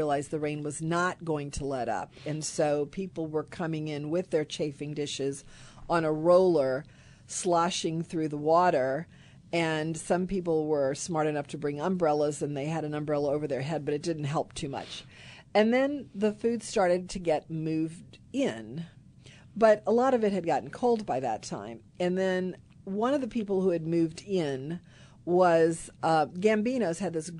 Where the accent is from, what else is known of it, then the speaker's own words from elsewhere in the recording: Kenner, Louisiana, United States; I grew up in Kenner, not far from Messina's